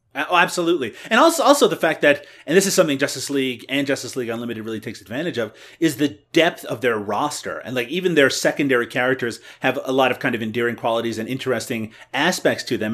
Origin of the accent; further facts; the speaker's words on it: Canada; I'm Canadian.